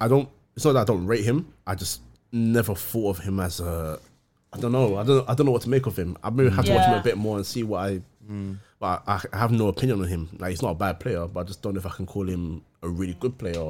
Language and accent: English; London, United Kingdom; Listen, we're from London.